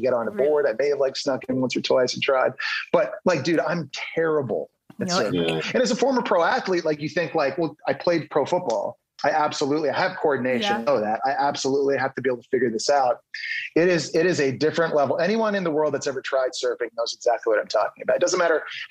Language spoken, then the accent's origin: English; Ottawa, Ontario, Canada; now in United States; I'm from Ottawa, Canada